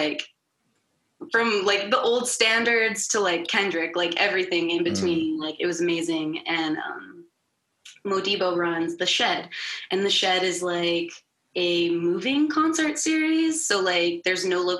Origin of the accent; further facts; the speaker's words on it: the South, United States; I was raised in the South.